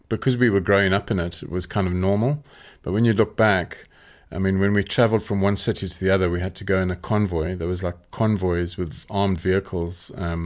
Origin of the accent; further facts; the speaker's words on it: Zimbabwe; moved away as an adult; also born or lived in Bulawayo; Well, I actually grew up in Zimbabwe. So I was born in Bulawayo in Zimbabwe, was Rhodesia then. And we grew up in a small town and we went to a boarding school out of town in the middle of the bush.